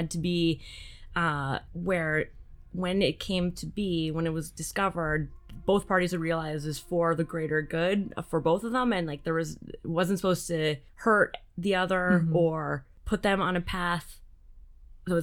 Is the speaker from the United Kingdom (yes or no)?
no; Canada; for your Canadian listeners, my home country